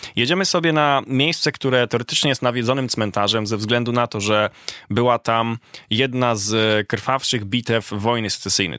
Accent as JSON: {"language": "Polish", "country": "Poland", "said": "mówimy, że jesteśmy z Polski"}